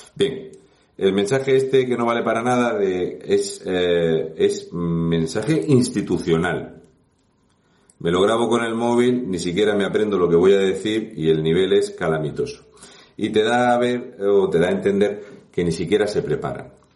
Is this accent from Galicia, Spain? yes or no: no; Region of Murcia, Spain; un murciano encabronado